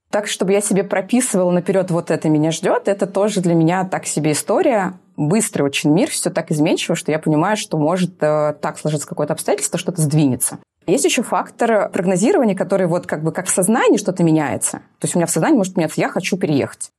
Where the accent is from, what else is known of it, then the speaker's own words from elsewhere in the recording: Urals, Russia; moved away as an adult; also born or lived in Moscow; я с Урала